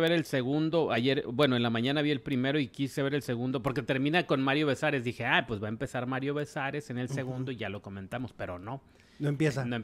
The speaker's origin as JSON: {"language": "Spanish", "town": "Ciudad Juárez", "region": "Chihuahua", "country": "Mexico", "said": "regresaba de la secundaria. Soy de Ciudad Juárez."}